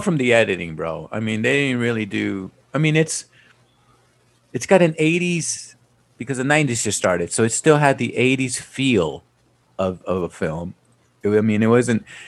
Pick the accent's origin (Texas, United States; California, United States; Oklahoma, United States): California, United States; South Gate; also born or lived in San Fernando Valley, California; I grew up in Southgate